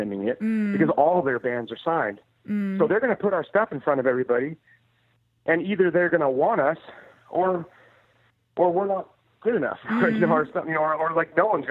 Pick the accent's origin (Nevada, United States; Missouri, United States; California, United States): California, United States; Oakland; I grew up in Oakland